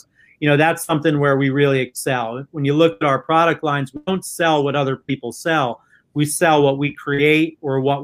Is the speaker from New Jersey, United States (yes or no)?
yes; New Jersey, United States; I'm from New Jersey.